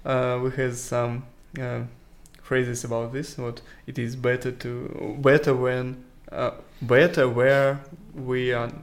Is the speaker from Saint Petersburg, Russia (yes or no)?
no; Moscow, Russia; English is a second language; I was born in Moscow